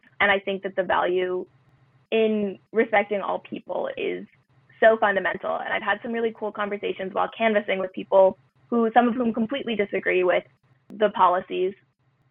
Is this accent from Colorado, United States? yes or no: no; Medford, Massachusetts, United States; Medford, Massachusetts, which is my hometown and also where I go to school